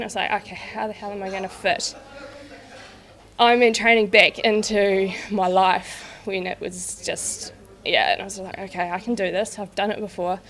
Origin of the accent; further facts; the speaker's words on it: Christchurch, Canterbury, New Zealand; I'm from Christchurch